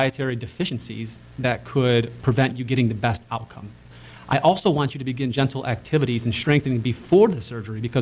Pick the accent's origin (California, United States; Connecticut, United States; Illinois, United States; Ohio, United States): Ohio, United States; Cleveland; growing up in Cleveland